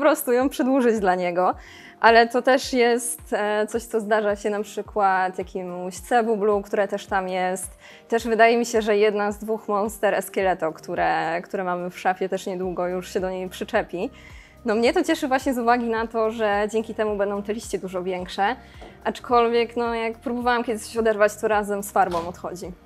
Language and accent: Polish; Szklarska Poręba, Lower Silesian Voivodeship, Poland; Pochodzę ze Szkarskiej Poręby i tam tak naprawdę od zawsze w krajobrazie po prostu były te góry